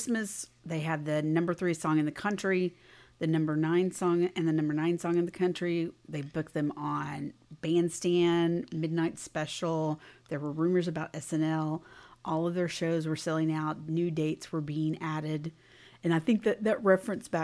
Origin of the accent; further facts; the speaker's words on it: Fort Worth, Texas, United States; we both grew up in the Fort Worth area. Crystal's now in the Dallas area, and I'm still in the Fort Worth area